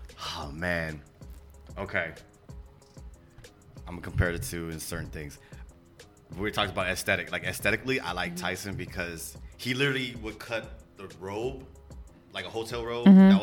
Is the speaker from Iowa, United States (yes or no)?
no; Texas, United States; moved away; I'm from Texas originally, so we had a lot more West Coast influence